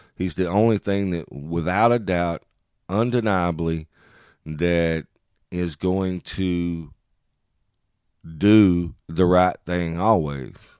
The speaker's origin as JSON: {"language": "English", "country": "United States", "said": "as American men"}